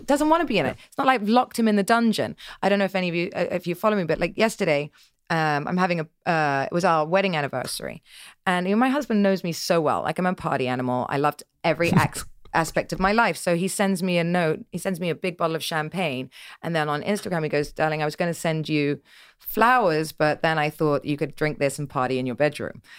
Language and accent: English; Dorset, South West England, United Kingdom; I grew up in Dorset in the middle of nowhere